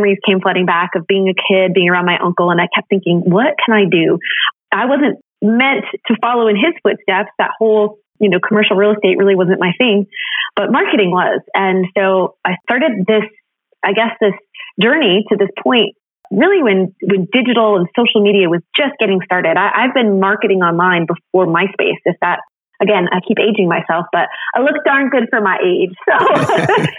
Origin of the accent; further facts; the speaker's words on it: New England, United States; moved away as an adult; also born or lived in Chicagoland area; I was born and raised in New England